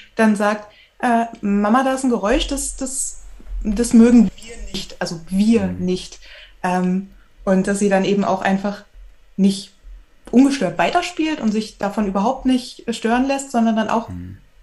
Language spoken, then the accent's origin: German; Magdeburg, Saxony-Anhalt, Germany; ich komme aus Magdeburg.